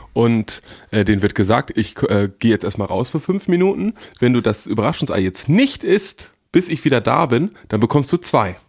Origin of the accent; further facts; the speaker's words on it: Northern Germany, Germany; als Norddeutscher